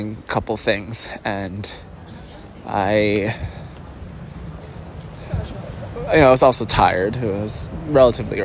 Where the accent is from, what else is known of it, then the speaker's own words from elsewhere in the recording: United States; which I feel like gives me away automatically as an American